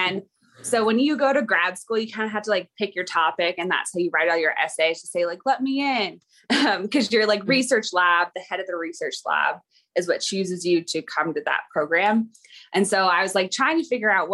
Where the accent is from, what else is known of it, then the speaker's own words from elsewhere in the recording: Silverdale, Washington, United States; I'm from Silverdale, Washington